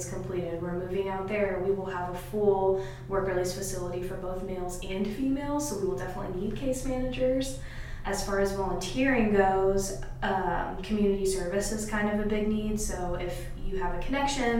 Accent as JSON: {"language": "English", "town": "Lebanon", "region": "Indiana", "country": "United States", "tie": "born or raised there", "said": "I was born and raised here, and I'm not that old, but I remember growing up in Lebanon"}